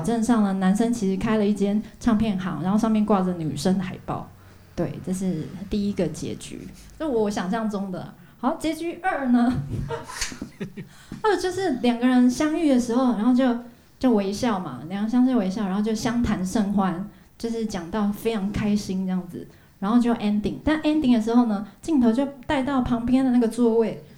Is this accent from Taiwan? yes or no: yes; Hualien, Hualien County, Taiwan; moved away; 在花莲，因为我是花莲人